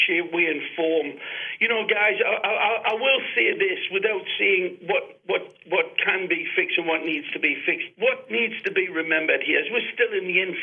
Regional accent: England, United Kingdom; accent: English; moved away as an adult; now in Fort Lauderdale, United States; I know I sound English

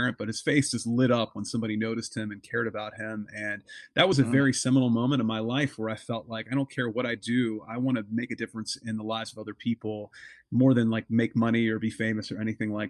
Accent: Pittsburgh, Pennsylvania, United States; now in Nashua, United States; I grew up in the Pittsburgh, Pennsylvania area

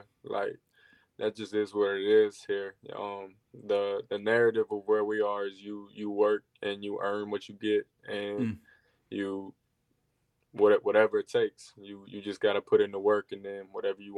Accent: Elkton, Virginia, United States; I'm from Elkton, Virginia. I go to high school in Elkton, Virginia. I've grown up with my mom, my dad, and my two brothers

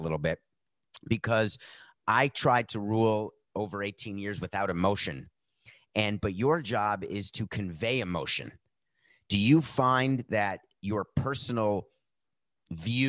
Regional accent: New York City, New York, United States; I'm a New Yorker. I went to Horace Mann

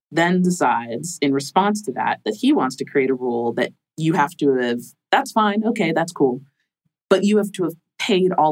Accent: Florida, United States; I'm from Florida.

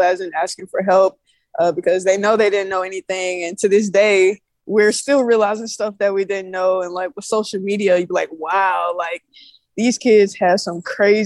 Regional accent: Wetumpka, Alabama, United States; moved away as an adult; also born or lived in Montgomery, Alabama / New Jersey; I grew up in Wetumpka, Alabama, with a high school in Montgomery, Alabama

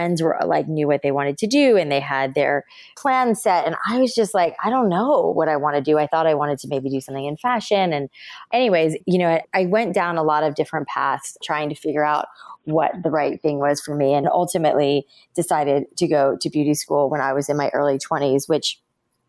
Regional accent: South Florida, United States; moved away; also born or lived in New York City; I grew up in South Florida, where is, the home of humidity and moisture in the air

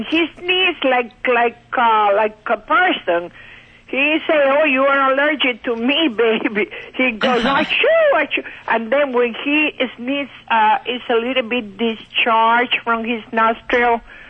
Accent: Cuba; now in Bushkill Falls, United States; I'm in Pennsylvania, Bushkill Falls.

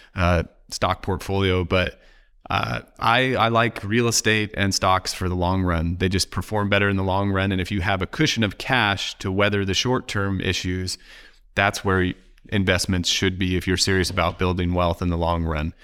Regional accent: Oregon, United States; I'm from Oregon

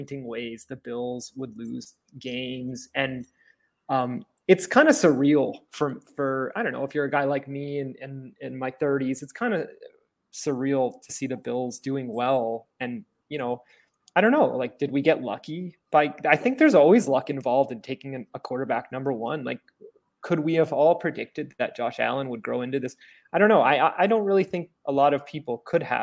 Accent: Toronto, Ontario, Canada; I grew up in Toronto

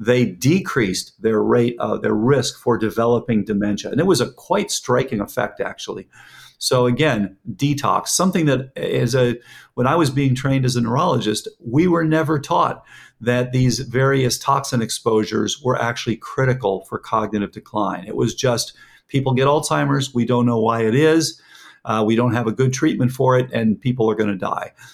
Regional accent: Fort Lauderdale, Florida, United States; I grew up in Lauderdale

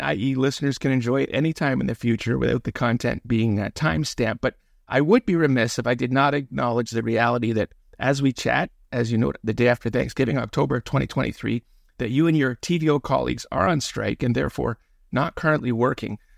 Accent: Toronto, Ontario, Canada; growing up in the Willowdale Postal District of Mel Aspen's North York

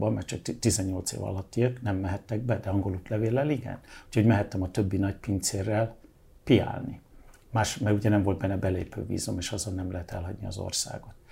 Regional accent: England, United Kingdom; born there; Mert hogy Angliában

